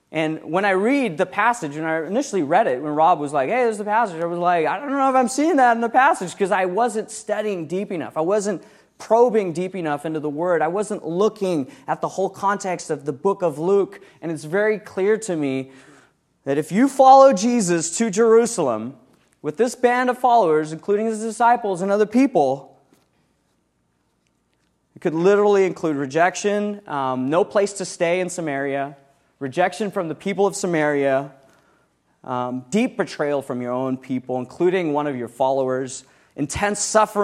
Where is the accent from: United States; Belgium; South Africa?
South Africa; also born or lived in around the world; When I was 16 years old, I grew up in South Africa. I'm kind of an interesting person, growing up around the world, doing cool things.